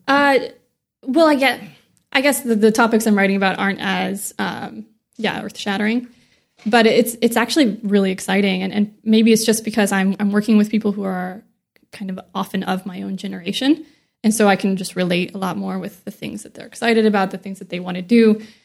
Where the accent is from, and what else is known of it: near Joplin, Missouri, United States; born or raised there; now in San Diego, United States